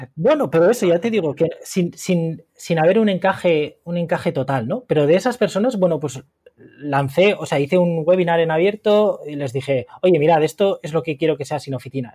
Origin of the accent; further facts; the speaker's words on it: Valencia, Valencian Community, Spain; moved away as an adult; also born or lived in Madrid; now in Murcia, Spain; una ciudad que no es la mía, porque yo soy de Valencia